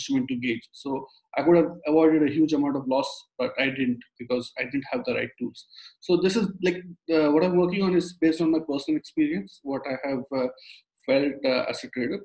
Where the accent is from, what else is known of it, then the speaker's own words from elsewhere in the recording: India; moved away; I'm from India. So when I was in my engineering college days, I used to trade stocks on the exchange over there